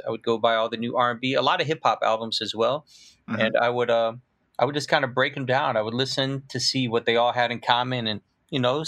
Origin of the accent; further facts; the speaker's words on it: Peoria, Illinois, United States; I was actually born and raised in Peoria, Illinois